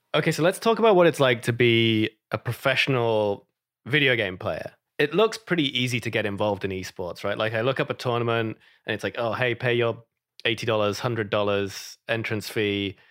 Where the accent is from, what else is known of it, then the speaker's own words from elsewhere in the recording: United Kingdom; moved away; I'm British